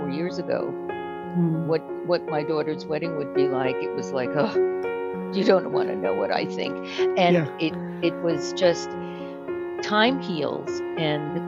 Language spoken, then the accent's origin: English; Oceanside, New York, United States; also born or lived in Brooklyn, New York; we moved out to Long Island to a town called Oceanside